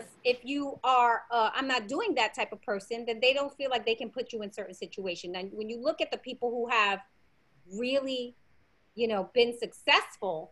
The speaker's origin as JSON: {"language": "English", "town": "New York City", "region": "New York", "country": "United States", "tie": "born or raised there", "said": "I grew up in the Bronx."}